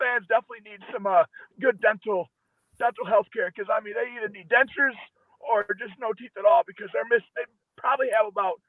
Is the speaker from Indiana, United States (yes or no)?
no; Illinois, United States; I'm from Illinois